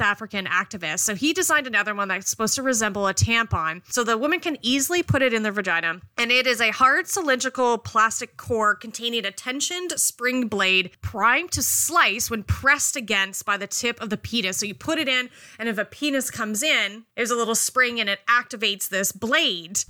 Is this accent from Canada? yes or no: yes; Canada; I am a Canadian